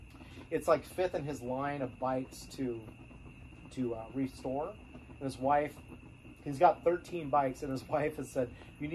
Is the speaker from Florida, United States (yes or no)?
no; Minnesota, United States; also born or lived in North Dakota; I was born in North Dakota. I grew up. My first few years were in Minnesota